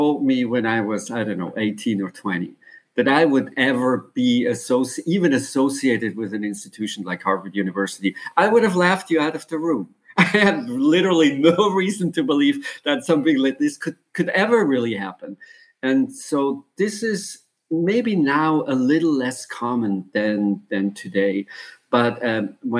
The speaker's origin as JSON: {"language": "English", "region": "German-speaking Switzerland", "country": "Switzerland", "tie": "born or raised there", "moved": "yes", "lives_now": "United States", "said": "I grew up, maybe you can tell by my accent, I grew up in Switzerland, in the German-speaking part of Switzerland. But I've lived in the United States"}